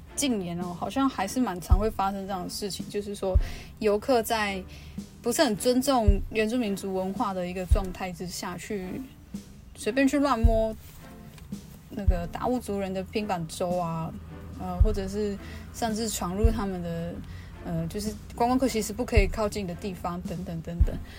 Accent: Luona village, Nantou County, Taiwan; 我们我的部落叫罗纳部落

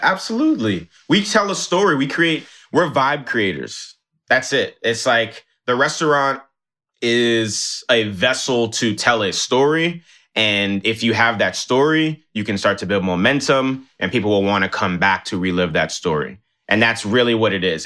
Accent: New York City, New York, United States; also born or lived in Nigeria; me growing up in New York City

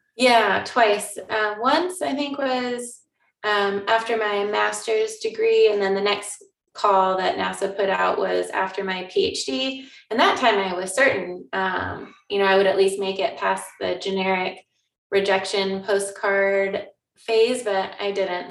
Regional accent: Newberg, Oregon, United States; i grew up in Oregon, um, in the Willamette Valley

